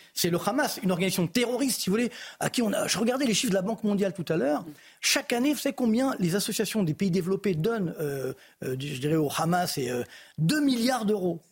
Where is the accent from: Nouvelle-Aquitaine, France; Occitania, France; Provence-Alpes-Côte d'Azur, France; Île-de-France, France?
Île-de-France, France; Orly; je viens des cités HM d'Orly